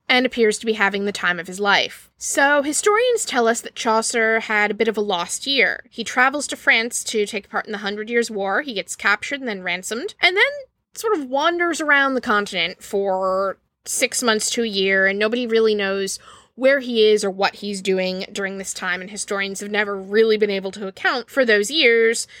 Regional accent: Maryland, United States; I hail from Maryland

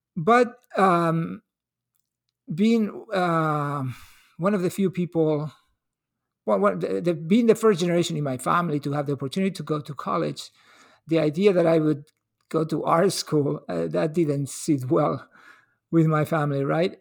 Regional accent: L'Hospitalet de Llobregat, Catalonia, Spain; now in Seattle, United States; was born and raised in Hospitalet. It's a little city outside Bar-, the Barcelona city limits

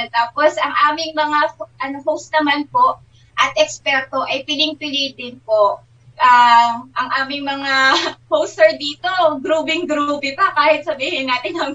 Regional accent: Nueva Ecija, Central Luzon, Philippines; Ang aking background po, maliban sa ako ay laking Nuevecihano

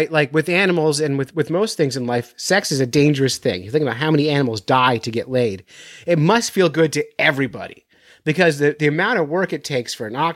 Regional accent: Florida, United States; Well, most I grew up

